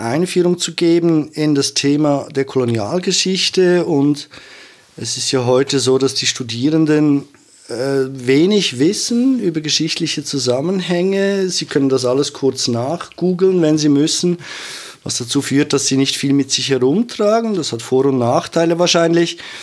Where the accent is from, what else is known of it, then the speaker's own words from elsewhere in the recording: Zurich, Switzerland; also born or lived in Feldmeilen; ich so als Zürcher Kind